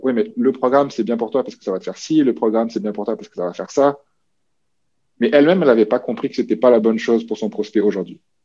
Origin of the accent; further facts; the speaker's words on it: New Caledonia; moved away as an adult; also born or lived in Quebec; now in Canada; je suis originaire de la Nouvelle-Calédonie. Ça, je pense que c'est quelque chose qui est comme ancré chez moi qui est important, comme le petit gars des îles qui a grandi au milieu du Pacifique